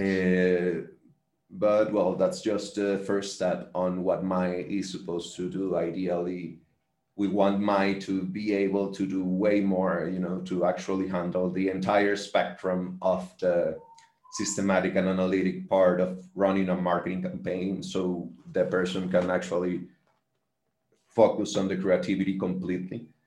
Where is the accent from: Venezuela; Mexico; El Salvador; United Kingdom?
Venezuela; Valencia, Carabobo; i am from Valencia as well